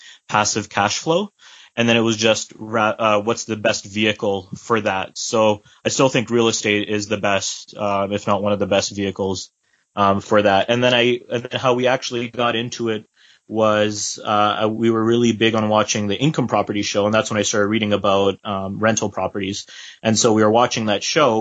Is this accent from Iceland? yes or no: no; Croatia; I'm from Croatia, actually, from the Slavic part.